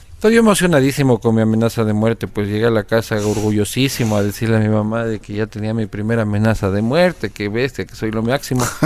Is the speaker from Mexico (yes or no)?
no; Quito, Pichincha, Ecuador; also born or lived in Spain; Yo nací en Quito el 22 de agosto de 1983